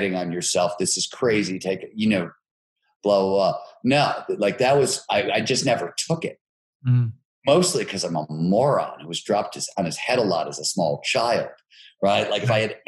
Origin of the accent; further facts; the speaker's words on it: Cleveland, Ohio, United States; I grew up in Cleveland, Ohio, working class, blue collar steel mill town.